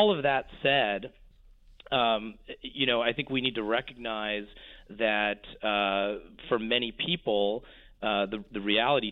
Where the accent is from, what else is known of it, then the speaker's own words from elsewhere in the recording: Bellevue, Washington, United States; I grew up in Bellevue, Washington, not far from where Bill Gates and Jeff Bezos live.